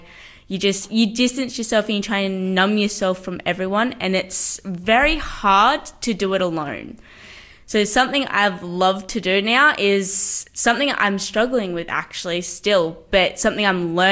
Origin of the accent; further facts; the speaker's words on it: Newcastle, New South Wales, Australia; I am 19, and I am from Newcastle.